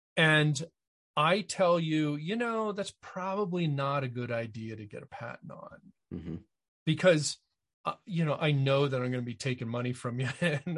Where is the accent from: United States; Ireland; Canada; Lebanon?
United States; Connecticut; I grew up in Connecticut.